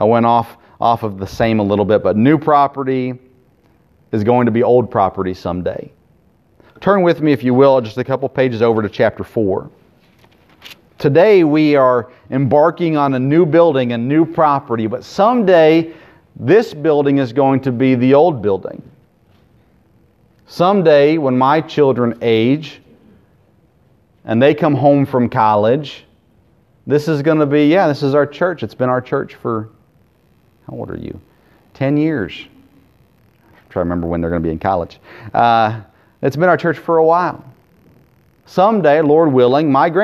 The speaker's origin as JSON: {"language": "English", "country": "United States", "said": "as an American"}